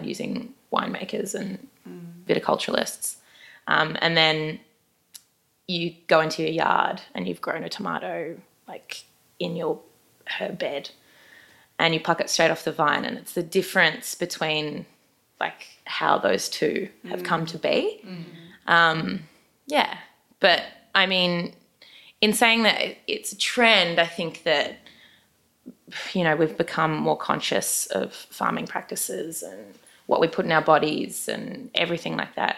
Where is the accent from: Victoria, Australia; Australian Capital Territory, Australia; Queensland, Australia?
Queensland, Australia; Brisbane; I am from Brisbane.